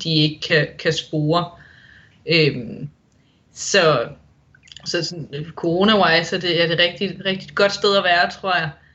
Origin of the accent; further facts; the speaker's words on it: Denmark; moved away as an adult; now in Wollongong, Australia; Det har jo nu altid været vinter på min fødselsdag hjemme i Danmark